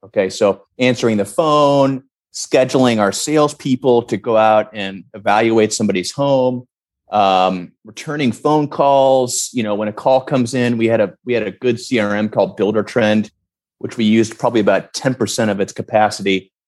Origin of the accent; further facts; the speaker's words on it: St. Louis, Missouri, United States; my hometown of St. Louis